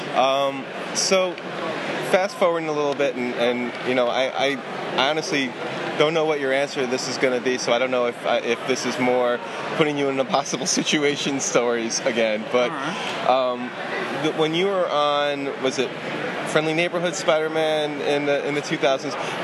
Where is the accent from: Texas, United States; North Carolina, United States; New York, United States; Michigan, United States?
New York, United States; Long Island; I, I grew up on Long Island